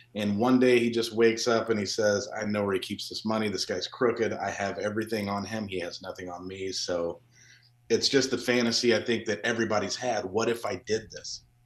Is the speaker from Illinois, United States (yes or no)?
yes; a couple hours south of Chicago, Illinois, United States; you grow up in the state of Illinois, I didn't grow up in Chicago, but I grew up a couple hours south of there